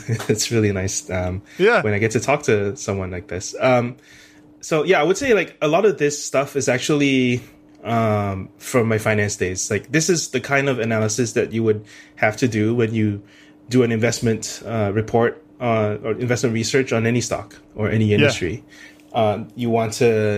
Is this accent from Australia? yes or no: no; Singapore; moved away as an adult; also born or lived in United States; born and raised in Singapore